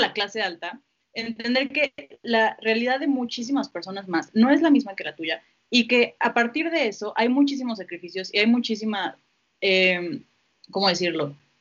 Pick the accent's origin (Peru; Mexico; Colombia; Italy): Mexico